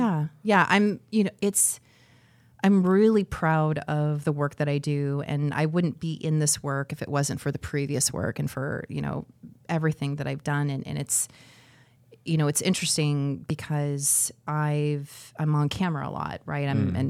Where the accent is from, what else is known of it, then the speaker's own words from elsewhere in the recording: Scottsdale, Arizona, United States; moved away as an adult; also born or lived in Detroit, Michigan; now in Cedar Rapids, United States; I'm from Scottsdale, Arizona.